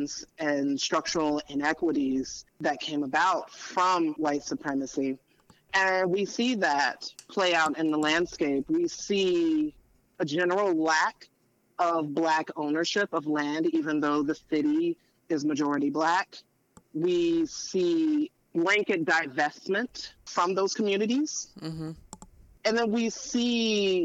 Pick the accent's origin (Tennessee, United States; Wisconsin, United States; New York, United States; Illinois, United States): Tennessee, United States; Memphis; moved away; I'm originally from Memphis, Tennessee.